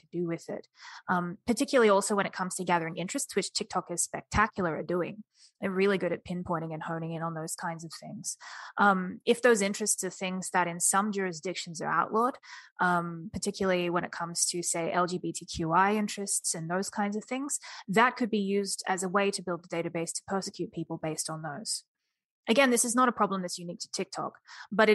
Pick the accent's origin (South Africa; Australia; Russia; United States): Australia; As Australians